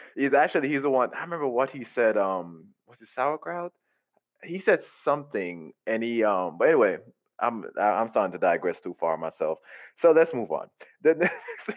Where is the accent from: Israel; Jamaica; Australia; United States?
Jamaica; I grew up in Jamaica